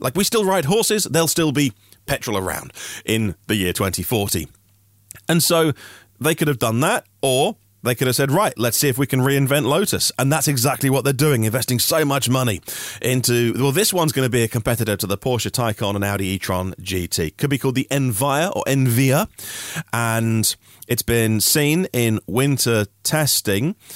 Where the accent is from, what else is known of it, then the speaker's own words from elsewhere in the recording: Norfolk, East of England, United Kingdom; I'm from Norfolk